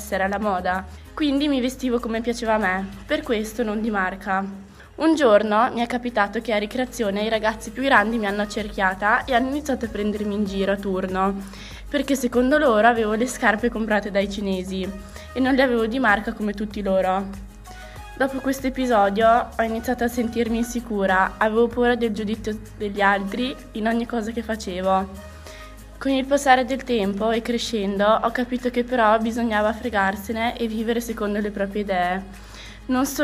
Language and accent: Italian; Italy; born there; Nonostante io sia nata in Italia, venivo considerata ugualmente straniera.